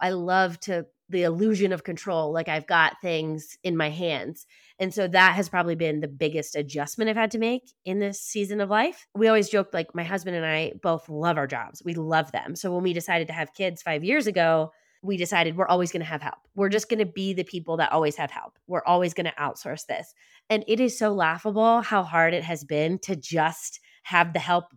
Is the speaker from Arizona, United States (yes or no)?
no; Lancaster County, Pennsylvania, United States; I grew up Mennonite in Lancaster County